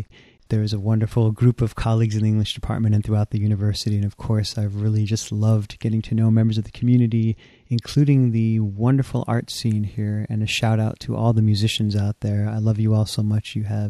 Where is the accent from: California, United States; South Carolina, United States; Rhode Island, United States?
Rhode Island, United States; Providence; moved away as an adult; also born or lived in England; now in Eau Claire, United States; I'm originally from Providence, Rhode Island, and that's where I got my start in the city, listening to hip-hop music as a kid and also playing trumpet from age 12.